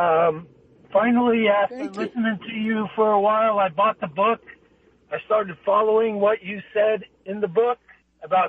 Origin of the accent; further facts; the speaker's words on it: New York City, New York, United States; Staten Island, New York